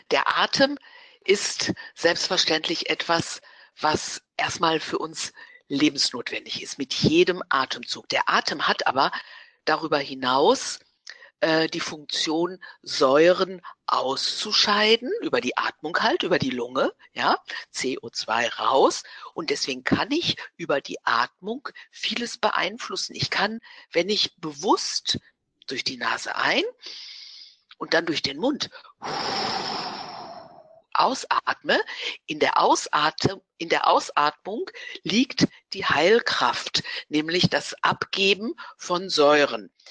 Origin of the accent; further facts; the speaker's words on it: Dortmund, North Rhine-Westphalia, Germany; also born or lived in Gelsenkirchen / Essen; ich bin ein Ruhrpotzkind. Das heißt, ich komme aus Dortmund, also geboren bin ich in Gelsenkirchen und habe aber dann 20, über 20 Jahre in Dortmund gelebt.